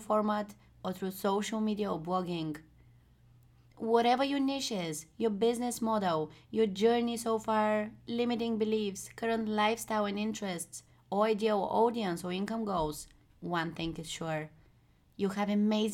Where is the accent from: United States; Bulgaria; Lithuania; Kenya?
Bulgaria; moved away as an adult; now in Amsterdam, Netherlands; I'm from Bulgaria, a small country in Europe